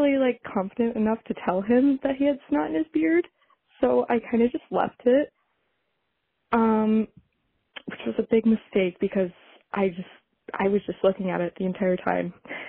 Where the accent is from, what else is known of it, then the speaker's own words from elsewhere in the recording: Ann Arbor, Michigan, United States; I'm from Ann Arbor, Michigan.